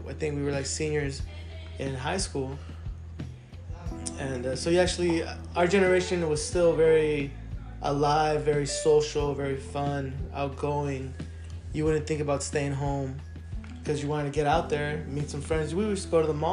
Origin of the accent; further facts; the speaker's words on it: San Diego, California, United States; also born or lived in Chula Vista, California; that's where I grew up, bro. I was born in Chula Vista, Southside San Diego. Always lived up here in Linda Vista, Mission Valley area